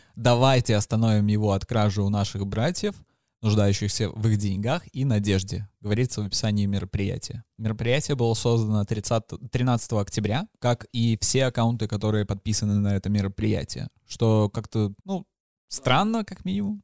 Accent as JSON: {"language": "Russian", "country": "Belarus", "said": "мы весь белорусы"}